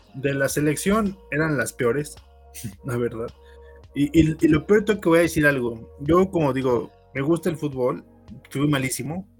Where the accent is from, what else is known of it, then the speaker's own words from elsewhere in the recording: Mexico; como mexicano